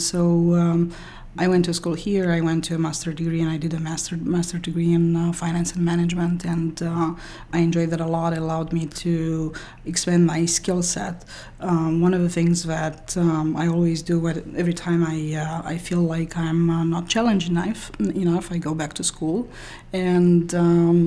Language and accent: English; Romania; moved away as an adult; also born or lived in France; now in United States; I was born in Romania. My undergrad studies were in computer science in Romania